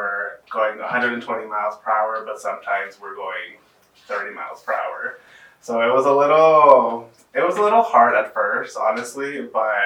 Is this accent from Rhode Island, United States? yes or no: no; San Antonio, Texas, United States; I am born and raised here in San Antonio, Texas